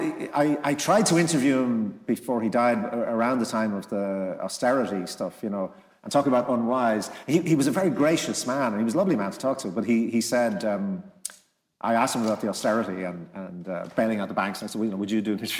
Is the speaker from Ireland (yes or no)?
yes; Dublin, Leinster, Ireland; I'm growing up in Crumlin, which, you know, was a kind of corporation housing estate